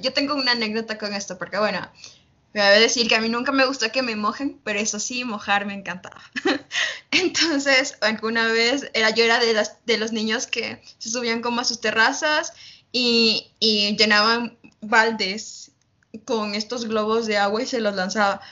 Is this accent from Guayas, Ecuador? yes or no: no; Uyumbicho, Pichincha, Ecuador; yo vivo cerca de la, de la capital, Quito, vivo las afueras. Y, bueno, nosotros yo vi mi pueblito, yo digo pueblito, ¿no? se llama Uyumbicho